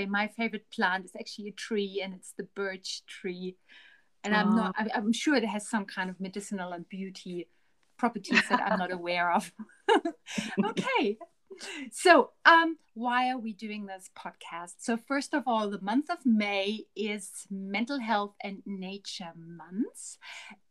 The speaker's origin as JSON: {"language": "English", "region": "West Germany", "country": "Germany", "moved": "yes", "lives_now": "Harare, Zimbabwe", "said": "I'm also originally from Germany, but from West Germany"}